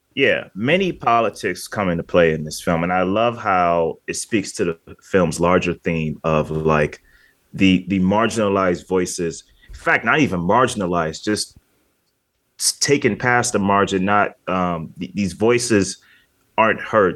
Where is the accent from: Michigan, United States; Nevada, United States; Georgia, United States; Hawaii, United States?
Michigan, United States; now in North Carolina, United States; I'm still from Michigan, too